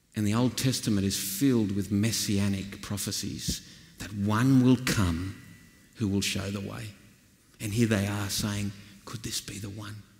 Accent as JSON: {"language": "English", "region": "northwestern New South Wales", "country": "Australia", "tie": "born or raised there", "said": "I come from the flat plains of northwestern New South Wales"}